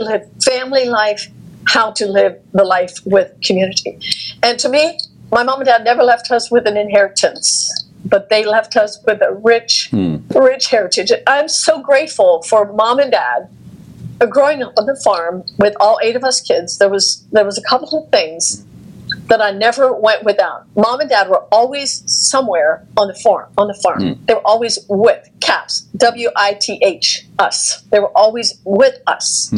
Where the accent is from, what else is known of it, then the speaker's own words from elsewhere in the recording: United States; also born or lived in Texas; growing up in the Amish community, I had no formal training